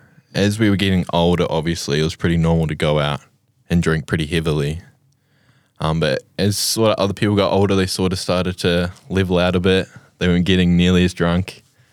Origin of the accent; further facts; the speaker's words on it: Blenheim, Marlborough, New Zealand; I'm originally from Blenheim, but we've moved around the South Island quite a bit.